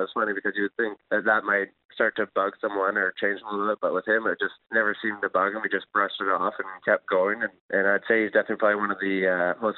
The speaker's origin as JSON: {"language": "English", "town": "Souris", "region": "Manitoba", "country": "Canada", "tie": "born or raised there", "said": "I was growing up in Souris playing minor hockey there"}